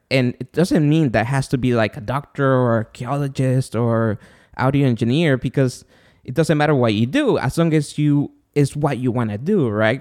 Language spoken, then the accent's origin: English; Guatemala; moved away; I'm from Guatemala